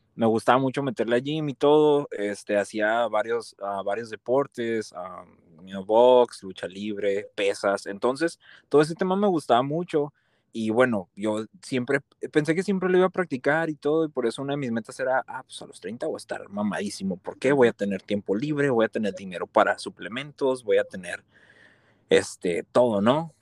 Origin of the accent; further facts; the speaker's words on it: Ciudad Juárez, Chihuahua, Mexico; Nací y crecí en Ciudad Juárez